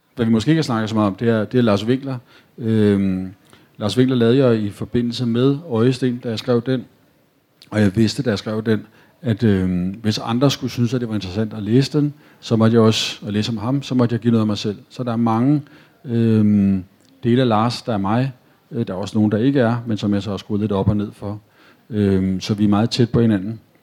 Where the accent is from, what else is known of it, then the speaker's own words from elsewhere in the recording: Copenhagen, Capital Region of Denmark, Denmark; Jeg er født og opvokset på Nørrebro